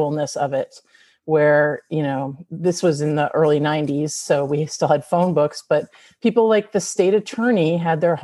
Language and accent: English; Western Massachusetts, United States; moved away as an adult; also born or lived in Miami; now in Key West, United States; I am originally from Western Massachusetts, born, raised, and educated.